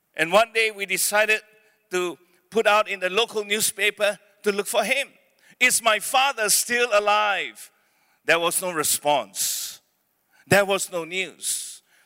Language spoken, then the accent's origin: English; Penang, Malaysia; born or raised there; also born or lived in Beaufort, Sabah / Malacca